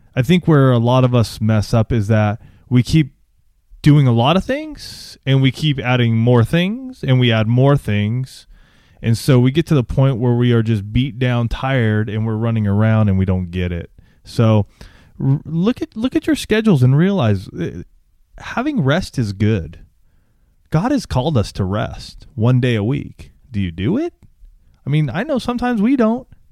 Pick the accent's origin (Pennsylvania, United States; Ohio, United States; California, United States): California, United States; Banning; also born or lived in Orange County, California; my folks actually still live in this town called Banning, and that's where I grew up and graduated from high school.